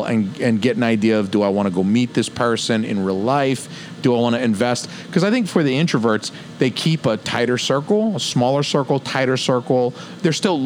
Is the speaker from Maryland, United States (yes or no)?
no; Georgia, United States; moved away; I'm from Georgia